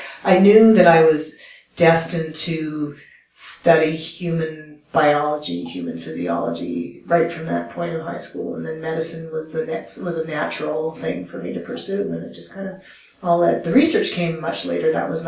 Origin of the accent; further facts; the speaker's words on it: Canada; also born or lived in Moose Jaw, Saskatchewan / Germany; Sure. Yeah, so I am Canadian, that is correct. I'm a military brat. My dad was a pilot in the Air Force. Yes, Canada has an Air Force. And I grew up all over the country.